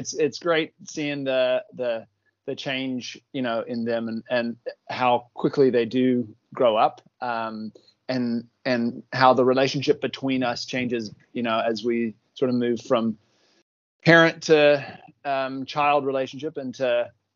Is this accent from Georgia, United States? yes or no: yes; Athens, Georgia, United States; moved away as an adult; also born or lived in Texas / Fort Lauderdale, Florida; now in Palmerston North, New Zealand; I grew up in Athens, Georgia. Born in Texas.